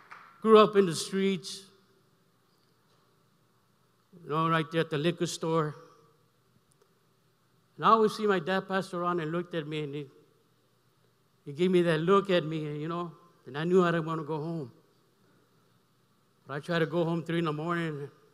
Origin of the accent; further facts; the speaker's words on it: Brawley, California, United States; now in Los Angeles, United States; I came back from Imperial Valley, amen, Brawley, my hometown, those that are watching, amen. Amen. And I came to LA 73 to live that lifestyle.